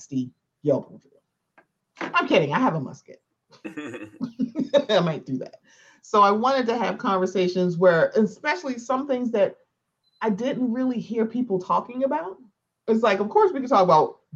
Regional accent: Baltimore, Maryland, United States; I'm from Baltimore

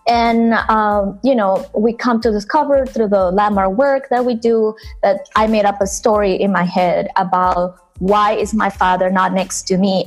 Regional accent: Venezuela; now in New York, United States; I growing up in Venezuela, where I'm from

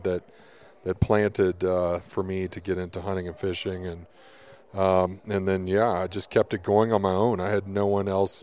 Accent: Kentucky, United States; moved away; also born or lived in Colorado / Arizona / Montana; I'm from the East Coast. I'm from Kentucky

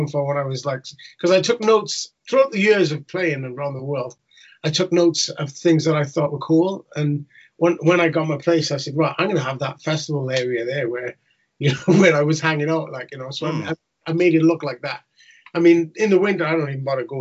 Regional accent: Newport, Wales, United Kingdom; in Wales where I grew up in Newport

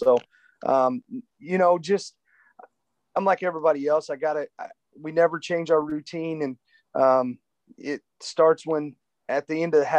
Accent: McLeansboro, Illinois, United States; I grew up in McLeansboro. It's only 20 minutes away

